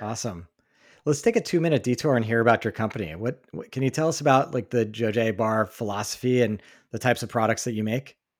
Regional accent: East Coast, United States; moved away; growing up on the East Coast

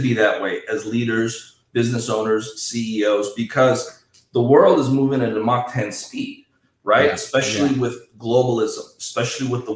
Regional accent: Minnesota, United States; moved away as an adult; also born or lived in Southern California; now in Los Angeles, United States; I was born and raised in Minnesota

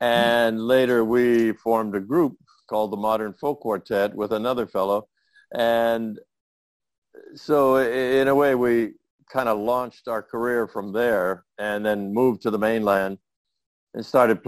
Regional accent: Waialua, Hawaii, United States; also born or lived in San Francisco, California; And so he applied and we came over in 1945. And that's where I grew up.

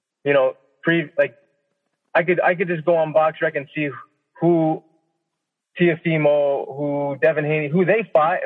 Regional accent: Niagara Falls, Ontario, Canada; my hometown, Niagara Falls, Ontario

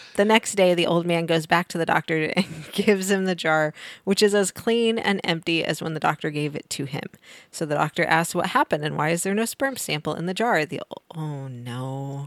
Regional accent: Missouri, United States; moved away; I grew up in Missouri

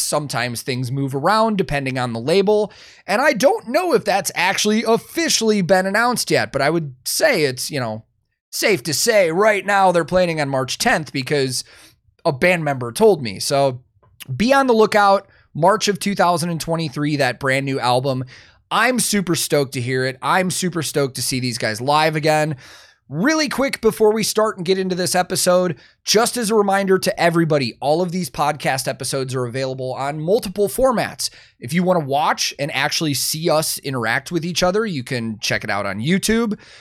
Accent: Chicago, Illinois, United States; I grew up in Chicago.

